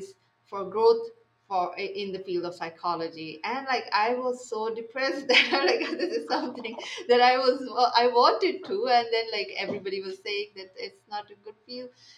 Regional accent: Pakistan; English is a second language; moved away as an adult; now in Saudi Arabia; I am from Pakistan

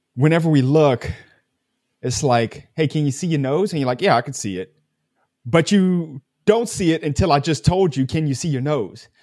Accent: United States; I'm American

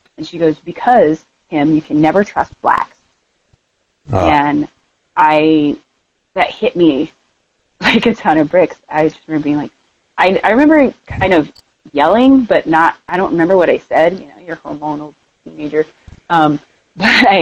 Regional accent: Tulsa, Oklahoma, United States; now in Denver, United States; I'm from Tulsa, Oklahoma, originally

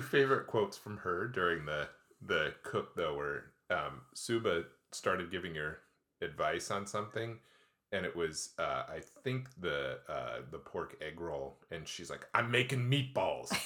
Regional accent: Midwest, United States; now in Pacific Northwest, United States; we are from the Midwest

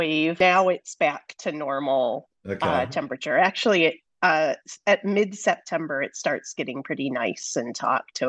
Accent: the Midwest of the US, United States; moved away as an adult; also born or lived in Illinois; now in Las Vegas, United States; I grew up in the Midwest of the US, which is kind of a flat landscape.

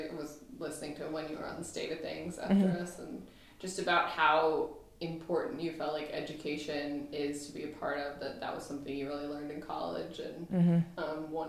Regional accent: Franklin, North Carolina, United States; I'm from Franklin, and mm-hmm. so I grew up here

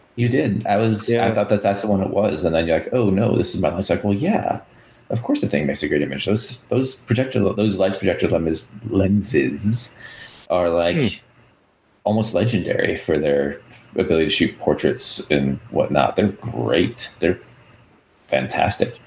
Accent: Wisconsin, United States; accent: Wisconsin; my Wisconsin accent comes out

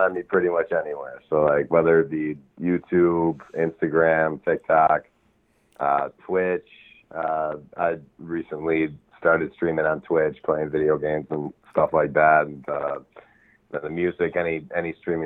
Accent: Madison, Wisconsin, United States; moved away as an adult; now in Minneapolis, United States; I'm from Wisconsin, Madison, Wisconsin, but I moved to Minneapolis, Minnesota when I was 18.

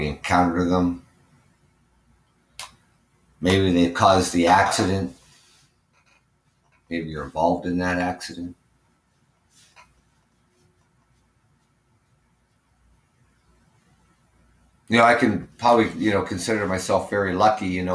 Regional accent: Ontario, Canada; I am from Ontario, Canada. That's where my show is done from. I am Canadian

